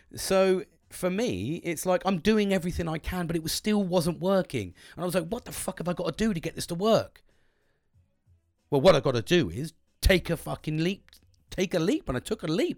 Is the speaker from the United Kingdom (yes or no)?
yes; United Kingdom; British, cup of teas all the time